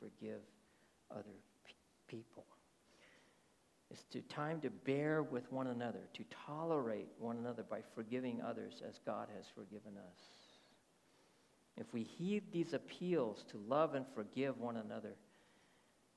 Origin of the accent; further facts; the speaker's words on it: United States; also born or lived in Texas; I was born in America. My whole outlook is more Americanized